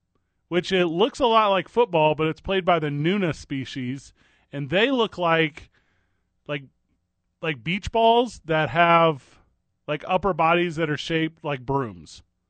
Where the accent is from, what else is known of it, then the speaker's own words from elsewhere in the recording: Midwest, United States; I was like, yeah, I grew up in the Midwest.